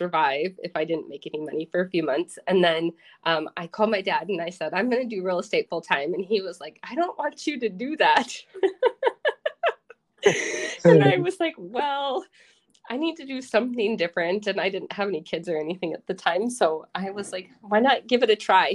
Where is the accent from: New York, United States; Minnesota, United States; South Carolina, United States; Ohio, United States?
Minnesota, United States; also born or lived in Iowa / Austin, Texas; now in Rochester, United States; I wanted to move back home, but I didn't want to go to my hometown, and Rochester has a lot of opportunity